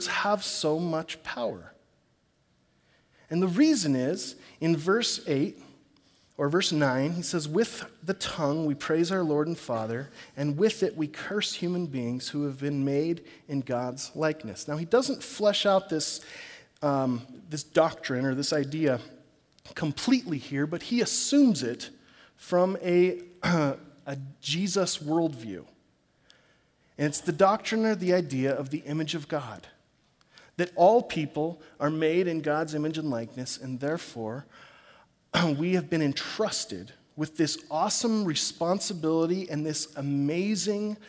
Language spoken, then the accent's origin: English; Corvallis, Oregon, United States; back in my hometown of Corvallis